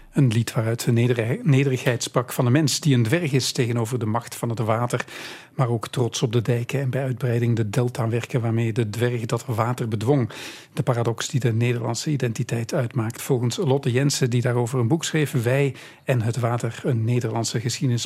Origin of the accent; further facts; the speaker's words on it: Belgium; wij hier in België